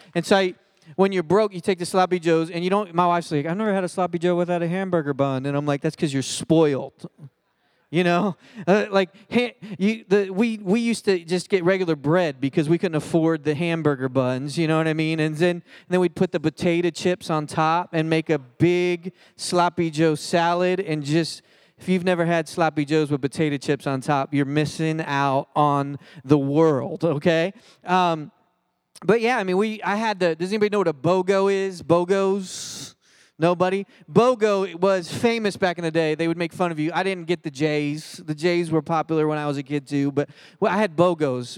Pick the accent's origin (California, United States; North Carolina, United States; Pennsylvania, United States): Pennsylvania, United States; Philadelphia; now in Cedar Hill, United States; I grew up in Philly, and, and I grew up a pastor's kid